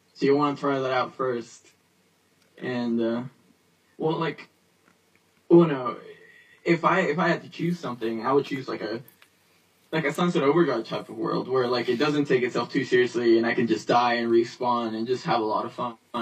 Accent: New York, United States; I grew up in New York

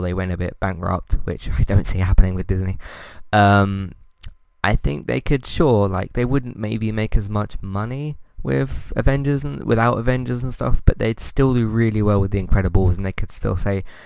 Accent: United Kingdom; I'm British.

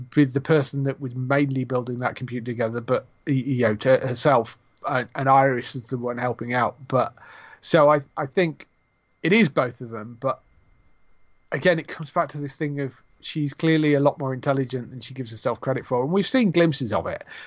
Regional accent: England, United Kingdom; I'm British

